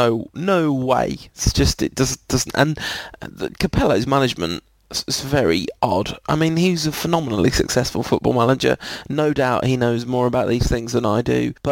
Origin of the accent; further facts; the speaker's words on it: England, United Kingdom; Being English